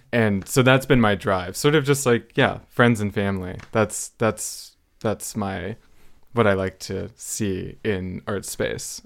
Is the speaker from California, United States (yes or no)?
yes; Los Angeles, California, United States; it was really influenced by my time growing up there